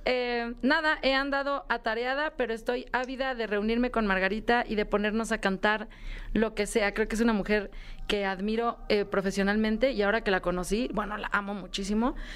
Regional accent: Mexico City, Mexico; el lugar de donde vengo, de Xochimilco, de México

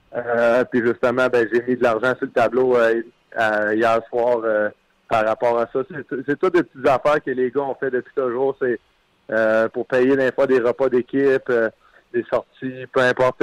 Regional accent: Quebec, Canada; moi en tant que Québécois

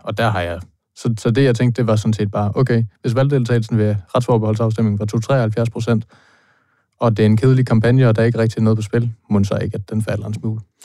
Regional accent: Thy, North Denmark Region, Denmark; jeg er fra Thy

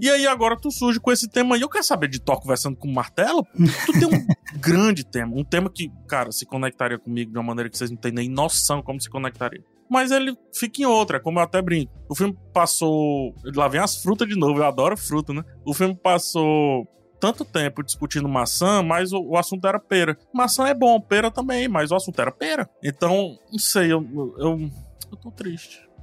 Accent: Ceará, Brazil; eu sou cearense

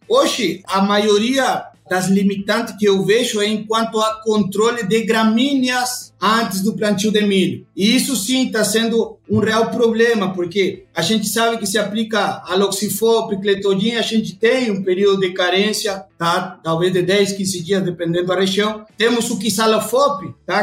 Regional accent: Uruguay; Portuguese is a second language; moved away as an adult; now in Brazil; esse sotaque não é de brasileiro, não. Eu sou uruguaio.

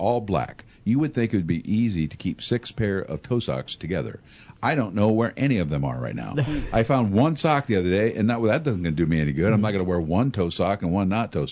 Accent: Tazewell County, Illinois, United States; I grew up in Tazewell County

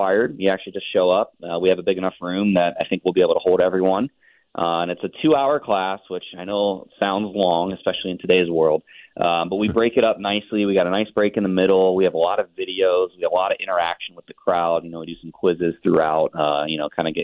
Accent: Cincinnati, Ohio, United States; born or raised there

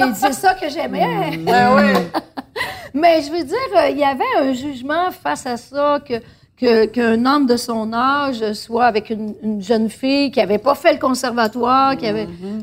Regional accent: Saint-Eugène-de-Grantham, Quebec, Canada; je suis née à Saint-Eugène de Grande-Tame, à côté du village de Saint-Hugues, le village de Willy-Lamotte.

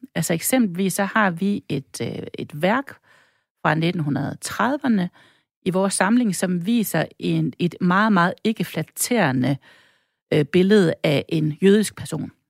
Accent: North Jutland, North Denmark Region, Denmark; also born or lived in Stockholm, Sweden; now in Brabrand, Denmark; ikke bare dansker, jeg er også nordjyder

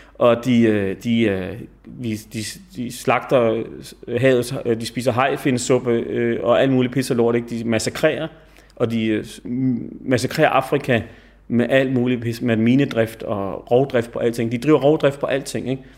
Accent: Denmark; jeg sad dernede som dansker

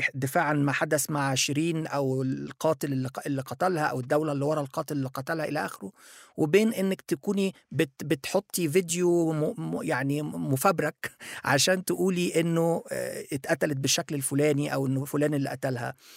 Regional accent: Egypt; also born or lived in Japan; انا مصري

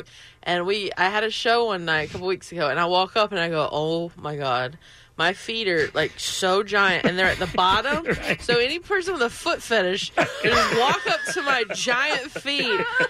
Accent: Belmont, North Carolina, United States; moved away; I am from Belmont and in North Carolina

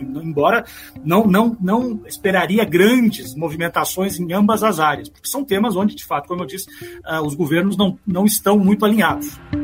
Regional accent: Brazil; moved away; nós, brasileiros, embora eu more aqui, eu né, sou brasileiro

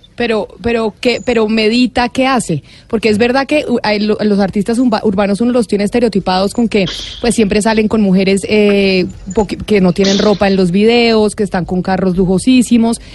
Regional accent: Colombia; nosotros como colombianos nos sentimos orgullosísimos

